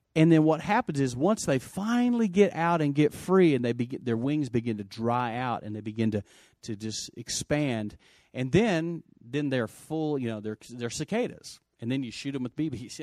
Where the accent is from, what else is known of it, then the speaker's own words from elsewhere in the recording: West Texas, United States; I grew up in West Texas